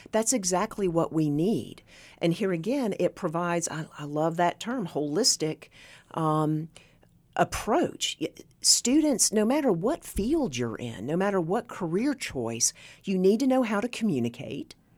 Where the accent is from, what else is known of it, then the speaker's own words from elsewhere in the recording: Northeast Tennessee, Southwest Virginia, United States; I was born and raised in Southwest Virginia, Northeast Tennessee.